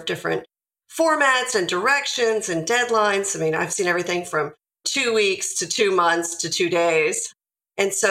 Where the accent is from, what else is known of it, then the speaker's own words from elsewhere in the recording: Nashville, Tennessee, United States; I'm from Nashville, Tennessee. So I'm in the Tennessee area today